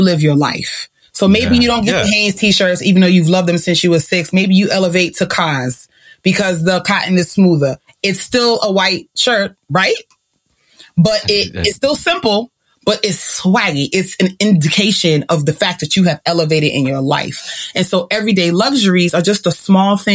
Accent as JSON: {"language": "English", "country": "Jamaica", "said": "I'm still a Jamaican woman"}